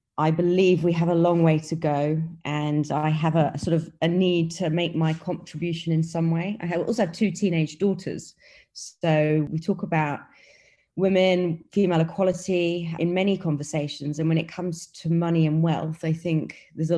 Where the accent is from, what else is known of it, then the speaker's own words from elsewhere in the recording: United Kingdom; accent: British; moved away as an adult; also born or lived in New York / Beijing / Hong Kong; now in Dubai, United Arab Emirates; I'm from the UK, as you can probably tell by my British accent. But I left the UK many, many years ago